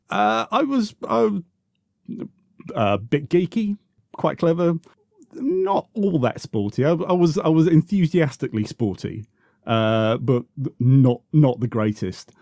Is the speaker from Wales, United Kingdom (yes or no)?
no; Croydon, London, United Kingdom; also born or lived in South Norwood; I, I grew up mostly in Croydon